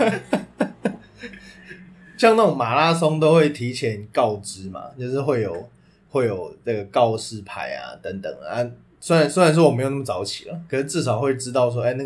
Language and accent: Chinese; Taipei, Taiwan; also born or lived in Banqiao, New Taipei; 我们台北人